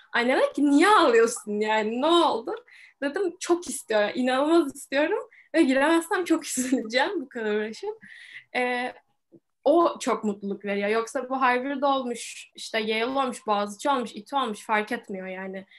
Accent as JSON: {"language": "Turkish", "region": "Istanbul", "country": "Turkey", "tie": "born or raised there", "said": "bayağı Türk'üm hayatım boyunca. Türkiye'de yaşadım, İstanbul'da yaşadım."}